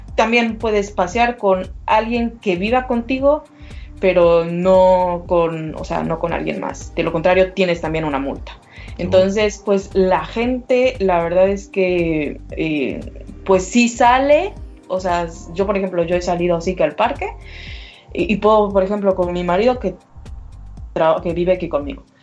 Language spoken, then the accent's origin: Spanish; Mexico; moved away as an adult; now in Berlin, Germany; soy mexicana antes que nada, eh, y, pero vivo actualmente en Berlín